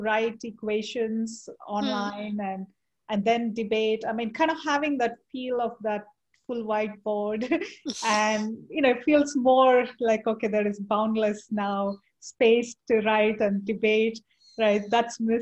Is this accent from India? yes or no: yes; India; moved away; I grew up in India